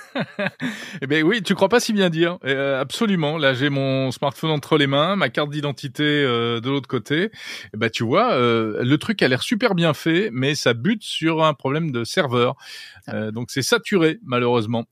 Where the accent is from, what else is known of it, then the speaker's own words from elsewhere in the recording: France; chez nous en France